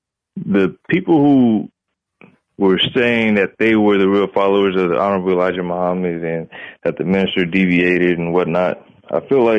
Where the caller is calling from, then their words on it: Omaha, Nebraska, United States; I'm calling from Omaha, bro.